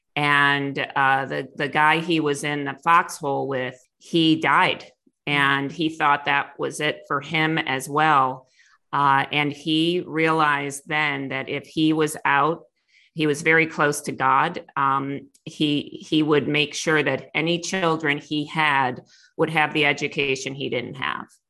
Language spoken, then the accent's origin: English; Clarence, New York, United States; moved away; I grew up in outside of Buffalo, New York, in a little town called Clarence